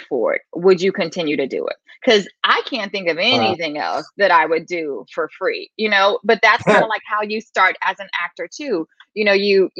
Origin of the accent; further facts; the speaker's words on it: San Antonio, Texas, United States; moved away as an adult; now in California, United States; I'm originally from San Antonio, Texas